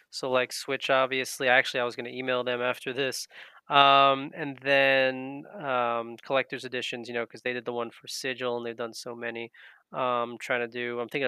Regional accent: Long Island, New York, United States; we're both Jews from Long Island, New York.

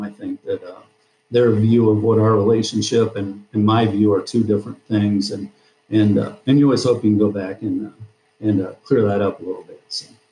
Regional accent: Deep River, Iowa, United States; I grew up in Deep River, Iowa, big metropolis, uh, about 10 houses

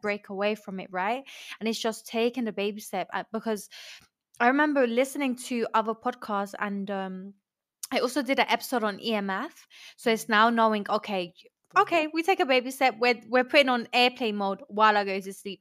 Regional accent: Colombia; moved away; also born or lived in London; I'm from, I was raised in London, but I grew up in Colombia

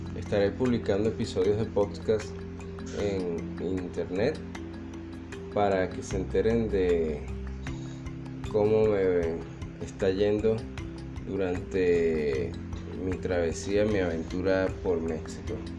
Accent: Caracas, Capital District, Venezuela; soy de Caracas, Venezuela

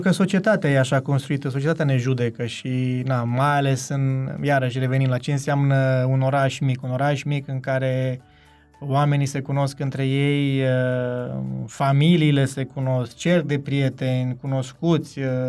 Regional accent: Zalău, Sălaj County, Romania; moved away; also born or lived in Cluj-Napoca; de când am plecat din Zalău până când ne-am reîntâlnit la Cluj

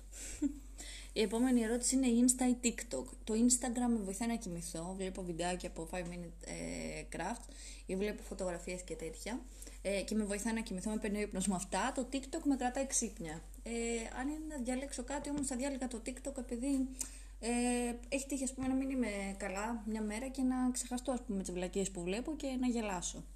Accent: Athens, Attica, Greece; Εγώ γεννήθηκα στην Αθήνα

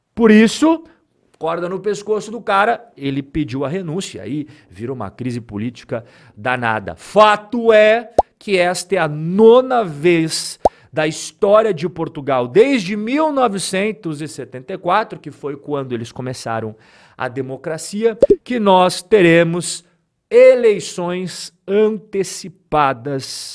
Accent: Brazil; todos nós que não somos europeus, que somos brasileiros

